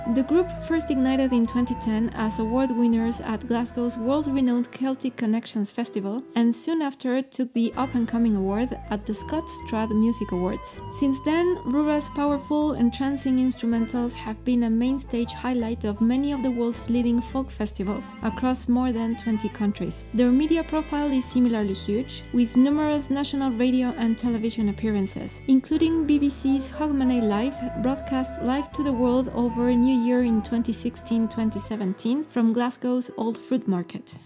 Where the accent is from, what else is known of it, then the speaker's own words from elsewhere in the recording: Mexico; English is a second language; I'm from Mexico